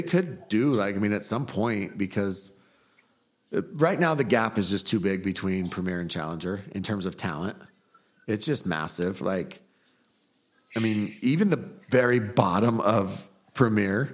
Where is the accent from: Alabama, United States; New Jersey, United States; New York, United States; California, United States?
California, United States; now in Utah, United States; I grew up in California.